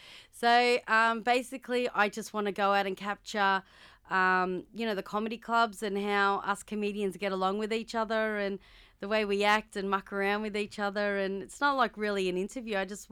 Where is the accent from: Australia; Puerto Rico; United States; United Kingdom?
Australia; Melbourne, Victoria; I've grown up with Husey because I'm from Melbourne.